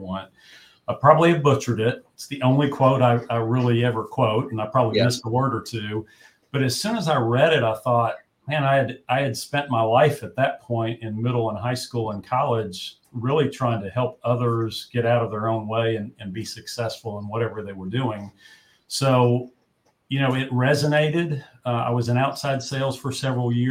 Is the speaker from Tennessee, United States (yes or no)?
yes; Gatlinburg, Tennessee, United States; I was raised in Gatlinburg, Tennessee. So I'm a hillbilly